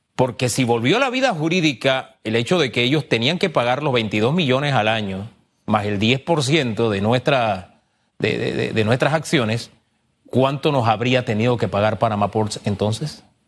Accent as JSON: {"language": "Spanish", "country": "Panama", "said": "como panameño"}